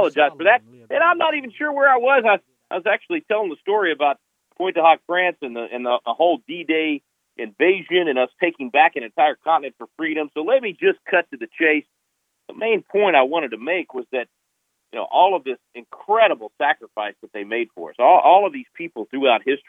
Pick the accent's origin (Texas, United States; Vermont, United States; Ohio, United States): Texas, United States; my home state of Texas